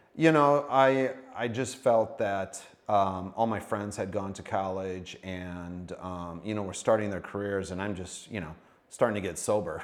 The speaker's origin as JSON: {"language": "English", "town": "Sioux Falls", "region": "South Dakota", "country": "United States", "tie": "born or raised there", "also_born_or_lived": "Valley Springs / Brandon", "said": "I grew up in Sioux Falls area"}